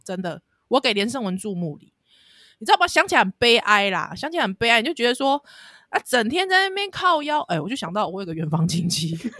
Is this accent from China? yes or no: no; Taiwan; 听在我们台湾人耳里很刺耳